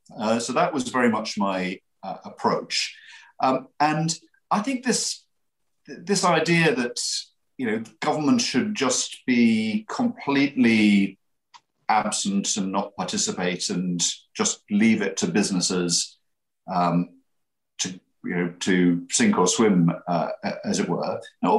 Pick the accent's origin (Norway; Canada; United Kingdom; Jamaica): United Kingdom; Middlesbrough, North East England; you wouldn't be surprised to hear this from someone that's born and bred in Middlesbrough, your place matters, and every place is different.